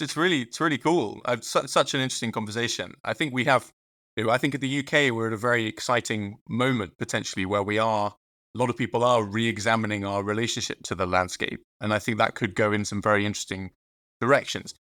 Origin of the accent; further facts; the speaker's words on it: Dorset, South West England, United Kingdom; I grew up in Dorset, uh, which is a rural part of Southwest England.